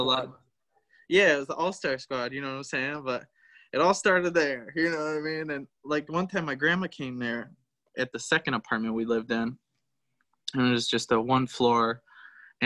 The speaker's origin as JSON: {"language": "English", "region": "Michigan", "country": "United States", "tie": "born or raised there", "also_born_or_lived": "Florida", "said": "I was born in Florida. My parents got divorced when I was 3. My dad slept with somebody else and actually got her pregnant. And I came back to Michigan with my mom, and my grandparents most of the time raised me."}